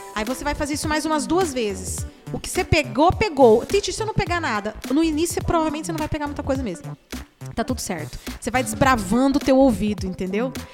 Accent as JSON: {"language": "Portuguese", "country": "Brazil", "said": "eu sou uma pessoa do Brasil"}